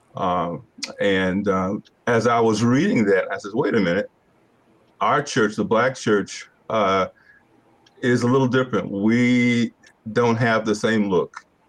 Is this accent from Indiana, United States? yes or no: no; Hartford, Connecticut, United States; moved away as an adult; now in Roanoke, United States; I'm originally from Hartford, Connecticut